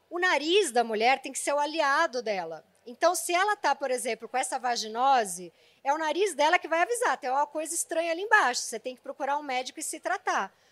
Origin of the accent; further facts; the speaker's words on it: São Paulo, Brazil; Eu nasci na Zona Leste